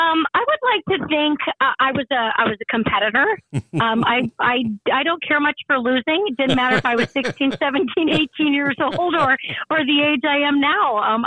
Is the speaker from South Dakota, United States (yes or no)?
yes; Madison, South Dakota, United States; I was born and raised near the Madison area. That's where my parents still live and reside. And I am actually a graduate of the Chester High School.